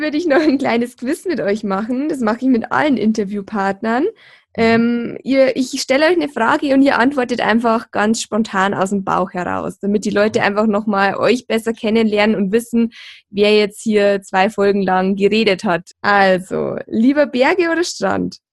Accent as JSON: {"language": "German", "town": "Deggendorf", "region": "Bavaria", "country": "Germany", "said": "bei uns in Deckendorf im Bayerischen Wald"}